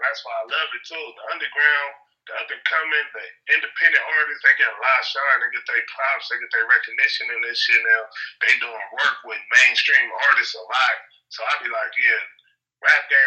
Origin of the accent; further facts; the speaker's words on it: Los Angeles, California, United States; I'm from Rolling 40s in L.A.